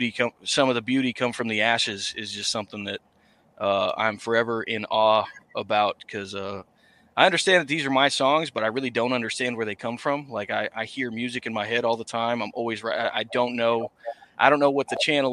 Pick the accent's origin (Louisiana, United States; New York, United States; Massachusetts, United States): Massachusetts, United States; I'm from Massachusetts, that I had to come out to my family as a country musician because it's not a genre that's too prevalent up here